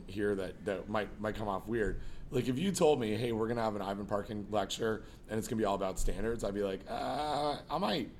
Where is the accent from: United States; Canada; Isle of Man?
Canada; Toronto, Ontario; I grew up here in Toronto.